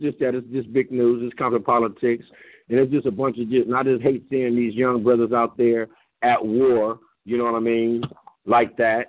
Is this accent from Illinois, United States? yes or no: no; Compton, California, United States; also born or lived in Watts, Los Angeles / South Central, Los Angeles; I've been born and raised in Compton. I've born and raised in Watts. I'm born and raised in South Central.